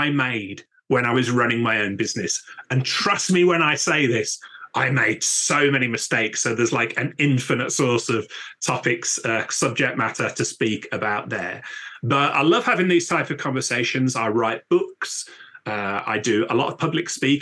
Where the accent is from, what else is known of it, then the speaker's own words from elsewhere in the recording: Birmingham, West Midlands, United Kingdom; now in Newcastle upon Tyne, United Kingdom; my hometown of Birmingham, my adopted hometown of Newcastle upon Tyne, UK